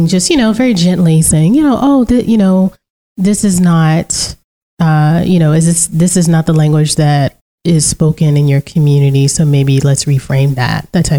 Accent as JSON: {"language": "English", "region": "Central Virginia", "country": "United States", "also_born_or_lived": "Central North Carolina / Central France", "accent": "Southeastern U.S. English, Central Virginia African-American English (AAVE)", "first_language": "African-American English", "said": "I speak Southeastern U.S. English, and I know that's a broad term, specifically Central Virginia, I guess now Central North Carolina, African-American English"}